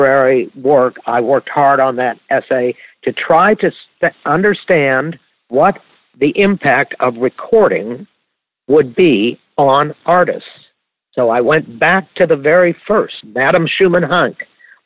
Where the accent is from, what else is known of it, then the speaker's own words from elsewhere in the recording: Mississippi, United States; I'm from Mississippi